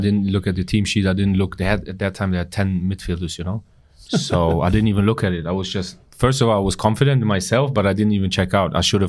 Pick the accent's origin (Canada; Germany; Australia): Germany; Berlin; moved away as an adult; also born or lived in England / Milan; But I grew up in parts in Berlin that weren't so nice. So money was not a lot. Didn't have a lot of money.